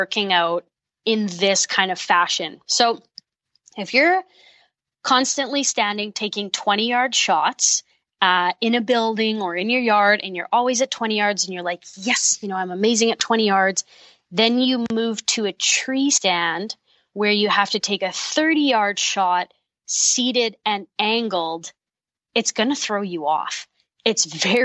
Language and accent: English; Manitoba, Canada; I'm from Manitoba